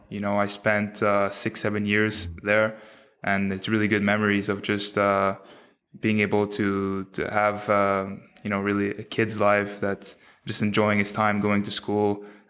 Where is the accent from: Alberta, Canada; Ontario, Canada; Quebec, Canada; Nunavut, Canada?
Quebec, Canada; Quebec City; also born or lived in Montreal; I grew up in Quebec City. I was born in Montreal, but then raised in a quiet little neighborhood in Quebec City.